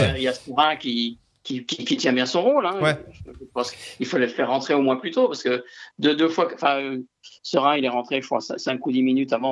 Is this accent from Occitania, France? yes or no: yes; Toulouse, Occitania, France; en tant que Toulousain